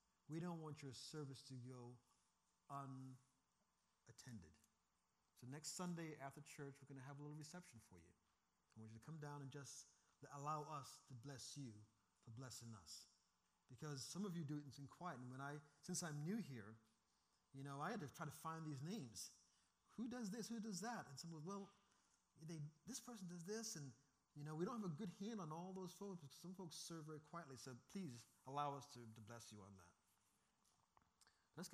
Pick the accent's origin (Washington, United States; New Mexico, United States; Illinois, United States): Washington, United States; Seattle; I come from Seattle where that is a very, very true statement.